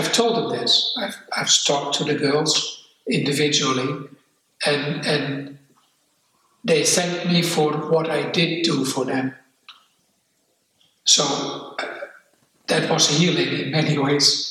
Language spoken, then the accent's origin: English; Netherlands; English is a second language; moved away as an adult; also born or lived in Amsterdam; now in New Zealand; I escaped to New Zealand after I grew up in Holland